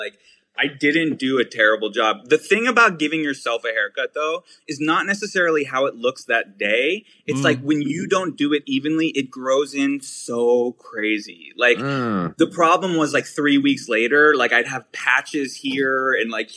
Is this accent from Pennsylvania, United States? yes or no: yes; Pittsburgh, Pennsylvania, United States; now in New York, United States; I'm from Pittsburgh. Yeah. Born and raised